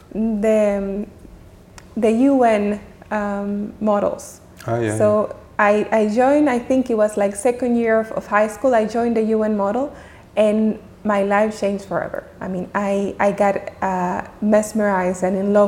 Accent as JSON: {"language": "English", "country": "Dominican Republic", "tie": "born or raised there", "also_born_or_lived": "Geneva", "moved": "yes", "said": "growing up in Dominican Republic, it was all about my family relationships"}